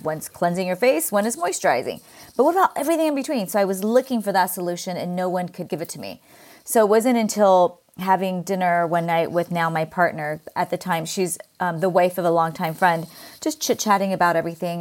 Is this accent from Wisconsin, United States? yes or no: no; California, United States; accent: Valley Girl; my Valley Girl accent. I grew up in California